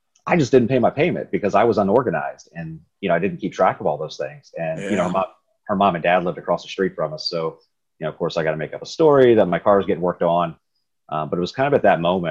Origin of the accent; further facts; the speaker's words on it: Riverside, Ohio, United States; I grew up in Riverside, Ohio